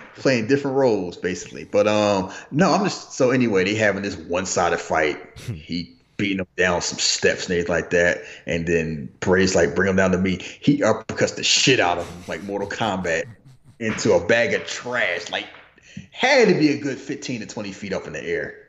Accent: United States; I'm American. I was born in America

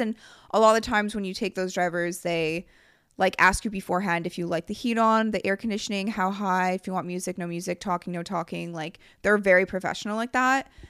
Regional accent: Canada; we're from Canada

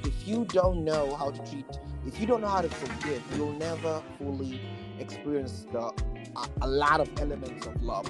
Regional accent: Nairobi, Kenya; now in Kansas, United States; I grew up in Kenya, right, Nairobi

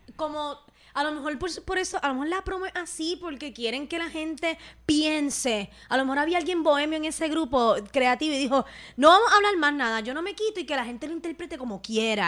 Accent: Puerto Rico; mi país

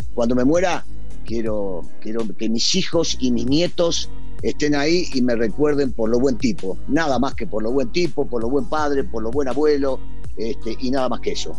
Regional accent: Argentina; moved away as an adult; also born or lived in Mexico; somos los argentinos

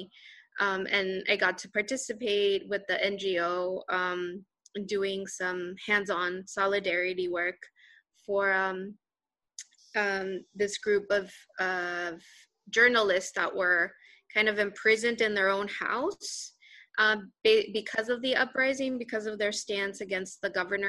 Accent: Texas border, United States; also born or lived in Mexico City, Mexico; I was born in Mexico City and moved when I was 7. My parents moved to the U.S., to Texas on the border. With the state of Tamaulipas. And so I grew up on the border

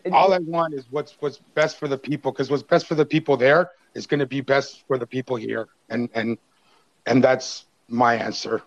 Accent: Canada; as a Canadian

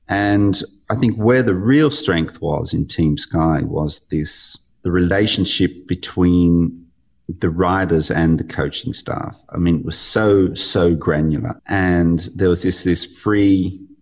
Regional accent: Australia; being an athlete from Australia, growing up in the Australian Institute of Sport environment

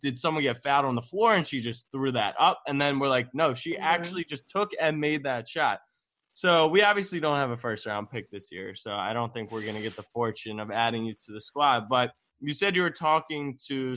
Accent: Maryland, United States; I'm from Maryland, so it's similar DMV area

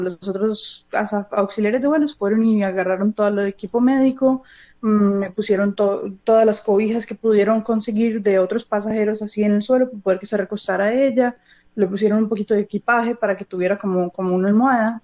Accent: Medellín, Antioquia, Colombia; moved away as an adult; also born or lived in Los Angeles, United States; now in United States; nací en Los Ángeles y me crié en Colombia, pero en el 2006 me vine yo solo para acá

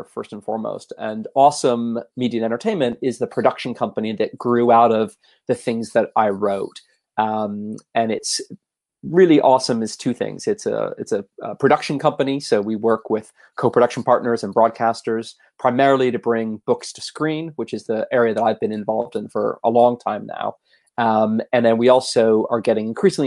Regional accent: Canada; also born or lived in United States / Los Angeles, United States; now in London, United Kingdom; I grew up in Canada originally

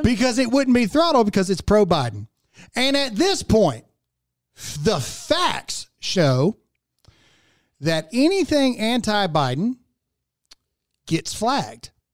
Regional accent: United States; as an American

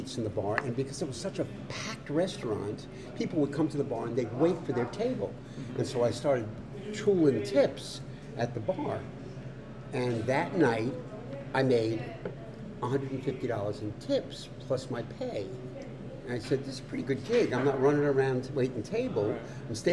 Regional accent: Rockville Centre, New York, United States; moved away; I was born in Rockville Center, Oceanside, Long Island, which is a town about 25 miles outside of New York City, on the south shore of Long Island. And I was raised there

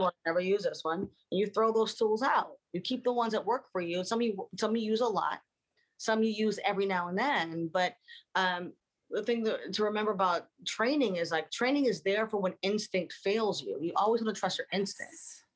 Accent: Baltimore, Maryland, United States; moved away; we grew up in Baltimore

